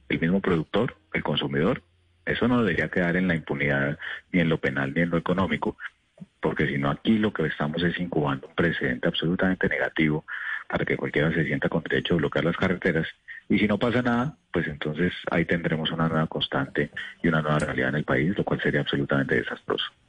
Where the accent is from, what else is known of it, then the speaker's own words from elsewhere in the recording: Colombia; como colombiano